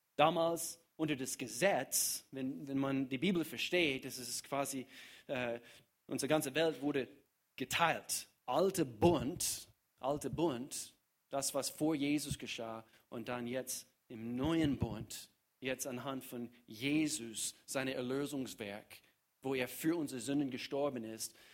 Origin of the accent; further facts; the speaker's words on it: United States; German is a second language; now in Germany; ich komme aus den Staaten